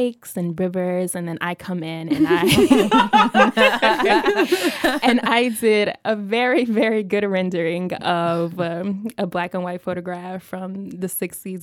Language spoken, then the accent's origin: English; Oklahoma City, Oklahoma, United States; moved away; also born or lived in Philadelphia; I am originally from Oklahoma City.